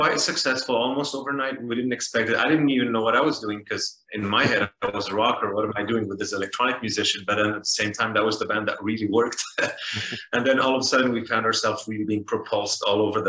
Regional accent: Beirut, Beirut Governorate, Lebanon; moved away as an adult; also born or lived in Paris, France; I grew up in Beirut, Lebanon

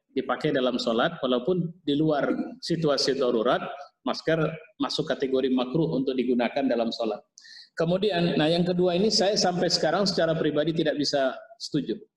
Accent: Pematangsiantar, North Sumatra, Indonesia; Nah, saya dari Siantar juga Pak, kampung saya di Siantar. Jadi saya

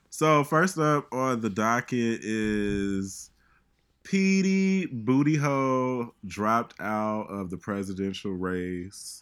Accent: Chicago, Illinois, United States; moved away; I'm from Chicago

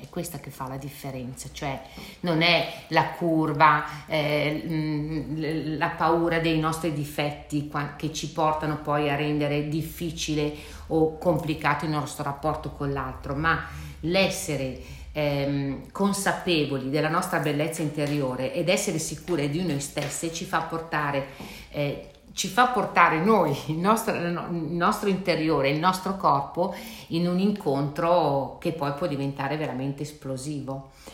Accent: Milan, Lombardy, Italy; io sono di Milano, visito a Milano

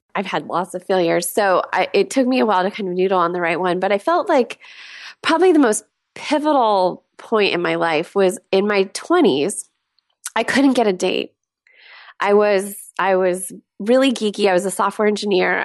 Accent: Southern California, United States; moved away as an adult; also born or lived in San Diego / Los Angeles; now in Seattle, United States; I grew up in Southern California

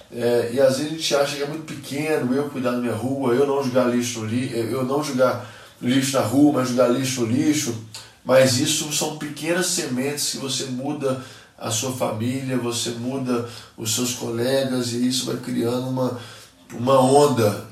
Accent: Minas Gerais, Brazil; sendo mineiro

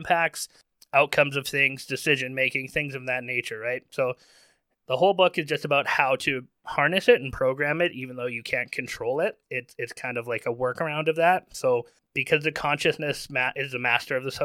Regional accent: Manitoba, Canada; We're from Manitoba, and in Manitoba, you're kind of taught to keep your shit to yourself

